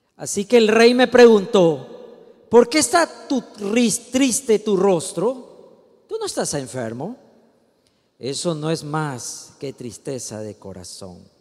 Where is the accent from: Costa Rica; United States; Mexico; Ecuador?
Ecuador; Usted y yo somos ecuatorianos, no por accidente, no por mala suerte, no nacimos gringos